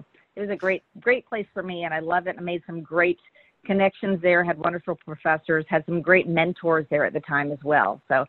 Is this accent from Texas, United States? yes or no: yes; Kingsville, Texas, United States; also born or lived in Washington, D.C. / Panama City, Florida; I was born in Washington, D.C. He had worked at the Pentagon there. He worked in Bethesda. He worked at Goddard in that area. Then for middle school, we moved to Panama City, Florida. And then when I was about to go into high school, we moved to Kingsville, Texas.